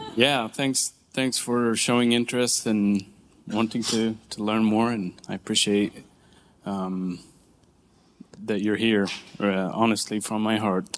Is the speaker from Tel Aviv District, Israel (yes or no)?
no; Nazareth, Northern District, Israel; moved away as an adult; now in United States; I grew up in Nazareth